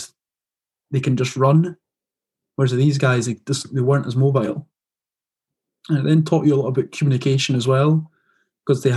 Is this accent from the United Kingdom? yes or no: yes; Edinburgh, Scotland, United Kingdom; moved away; they found out I was from Edinburgh